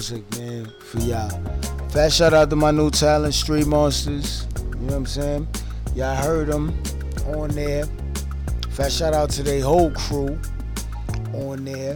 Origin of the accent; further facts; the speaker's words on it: New York City, New York, United States; I'm in the borough of Brooklyn. I'm from Brooklyn.